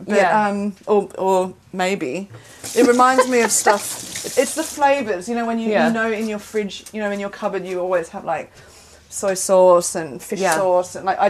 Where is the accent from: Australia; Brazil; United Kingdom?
Australia; Sydney, New South Wales; moved away as an adult; also born or lived in Canberra; I grew up in Sydney and then I left Sydney.